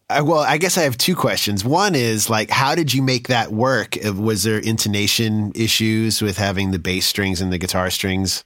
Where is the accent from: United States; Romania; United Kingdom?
United States; East Coast; also born or lived in New York / Boston; I was from the East Coast, from, from New York and Boston